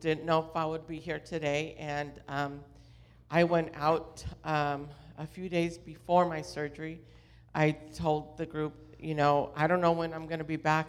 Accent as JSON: {"language": "English", "area": "Orange County", "region": "California", "country": "United States", "tie": "born or raised there", "said": "I grew up in Orange County"}